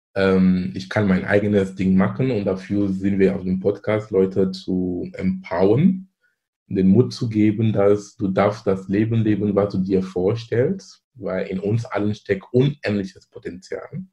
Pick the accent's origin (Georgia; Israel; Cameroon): Cameroon; German is a second language; moved away as an adult; now in Germany; ich komme gebürtig aus Kamerun. Ich lebe in Deutschland hier seit fast 20 Jahren. Bin ich damals zum Studieren gekommen